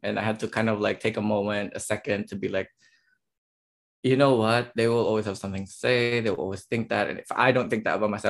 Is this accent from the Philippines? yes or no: yes; Philippines; now in Germany; I'm the Filipino